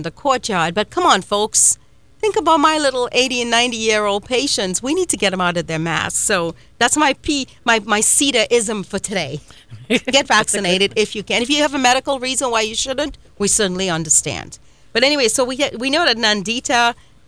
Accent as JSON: {"language": "English", "country": "Trinidad & Tobago", "tie": "born or raised there", "moved": "yes", "lives_now": "United States", "said": "I was born and raised in Trinidad and Tobago in a little village called Coryell Village"}